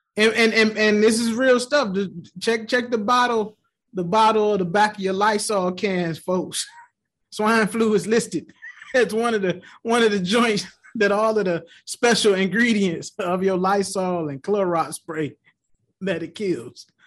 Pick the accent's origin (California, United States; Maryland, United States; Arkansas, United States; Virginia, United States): Virginia, United States; Tidewater; moved away; I grew up in Tidewater, Virginia